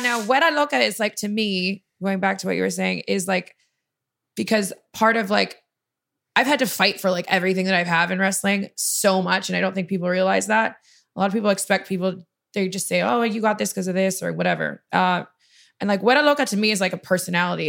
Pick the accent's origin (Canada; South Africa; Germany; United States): Canada; I'm Canadian